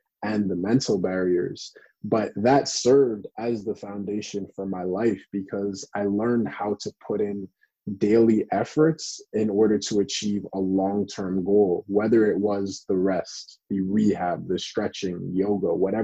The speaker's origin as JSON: {"language": "English", "country": "Canada", "said": "I'm from Canada"}